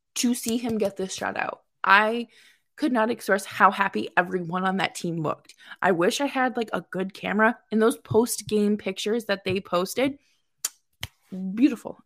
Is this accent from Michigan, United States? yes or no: no; Boston, Massachusetts, United States; moved away as an adult; also born or lived in upstate New York; now in New York, United States; I am from Boston, born and raised, moved to upstate New York uh, two years ago